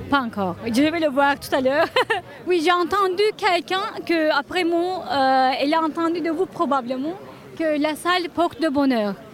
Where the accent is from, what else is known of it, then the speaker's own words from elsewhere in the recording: Belgium; Non, je viens de Belgique.